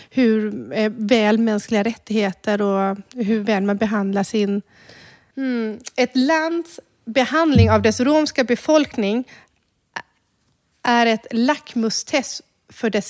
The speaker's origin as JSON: {"language": "Swedish", "country": "Croatia", "lives_now": "Sweden", "said": "vart är du ifrån egentligen? Ja, nej, men jag är från Kroatien, men Ska man berätta då att man är rom?"}